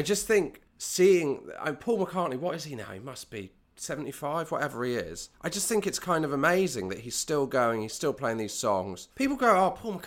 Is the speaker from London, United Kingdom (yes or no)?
no; West Country, South West England, United Kingdom; I'm from the West Country